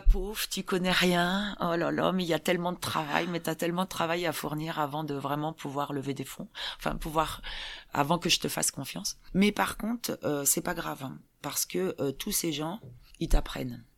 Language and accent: French; Saint-Herblain, Pays de la Loire, France; moved away as an adult; also born or lived in California; now in Grenoble, France; j'ai grandi à Nantes, hein. Saint-Herblain exactement